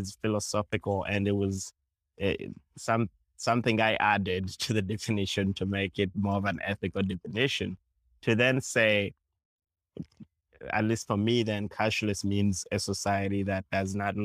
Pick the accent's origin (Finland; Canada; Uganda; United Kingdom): Uganda; I grew up in Uganda